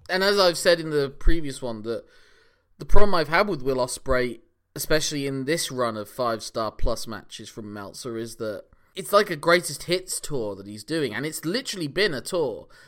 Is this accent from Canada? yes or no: no; United Kingdom; also born or lived in Ireland; I'm British by way of Ireland.